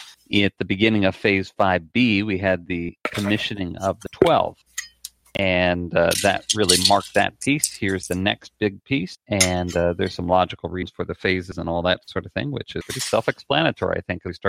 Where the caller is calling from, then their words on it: Orlando, Florida, United States; I'm calling in from Orlando, Florida